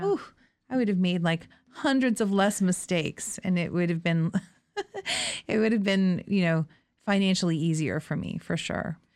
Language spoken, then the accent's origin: English; Thorold, Ontario, Canada; I grew up in Thorold, which is in the Niagara region